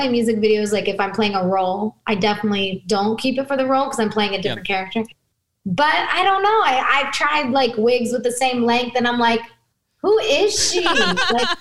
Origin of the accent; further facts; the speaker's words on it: United States; I'm an American kid